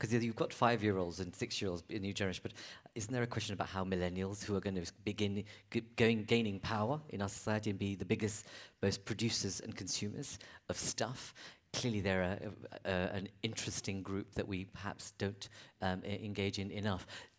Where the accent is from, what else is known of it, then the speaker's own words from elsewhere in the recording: Uganda; born there; Yes, I was born in Uganda.